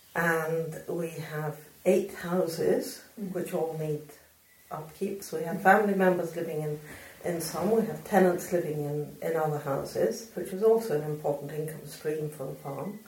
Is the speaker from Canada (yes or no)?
no; Argentina; now in Scotland, United Kingdom; I was brought up in Argentina